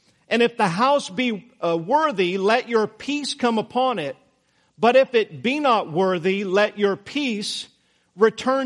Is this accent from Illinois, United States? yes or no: no; Idaho, United States; Now, I grew up in Idaho.